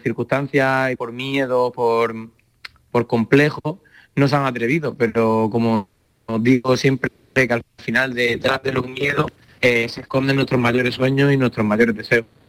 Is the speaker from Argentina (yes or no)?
no; Sierra de Fuentes, Extremadura, Spain; soy extremeño, de pueblo que se llama Sierra de Fuente, al lado de Cáceres